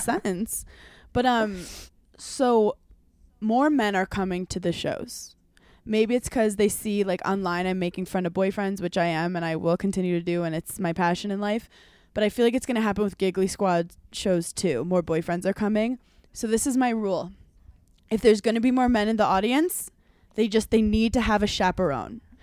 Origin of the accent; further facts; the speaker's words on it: New York, United States; as a New Yorker